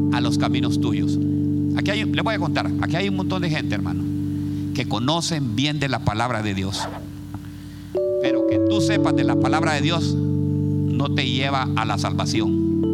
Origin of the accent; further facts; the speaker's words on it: Honduras; moved away as an adult; now in Columbus, United States; hay una persona en mi país, se llama, hay un lugar que se llama La Lima.